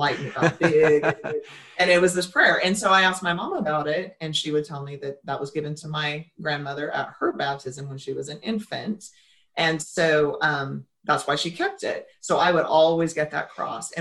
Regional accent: Idaho, United States; I grew up in a very small town in Idaho

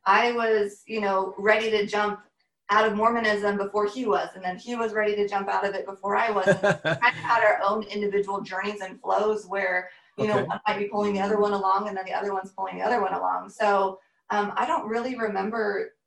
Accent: Seattle, Washington, United States; moved away as an adult; I grew up in Seattle, Washington

